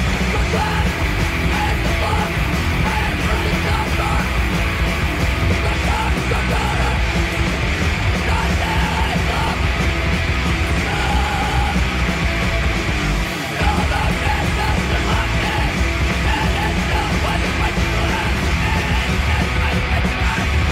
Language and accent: English; San Clemente, California, United States; moved away as an adult; also born or lived in Laguna Beach, California / Portland, Oregon; now in Los Angeles, United States; raised in San Clemente, California